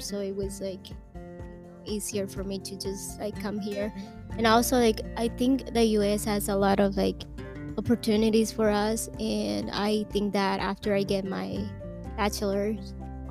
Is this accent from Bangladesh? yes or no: no; El Salvador; moved away as an adult; now in Springfield, United States; I am from El Salvador. I have been here 5 years now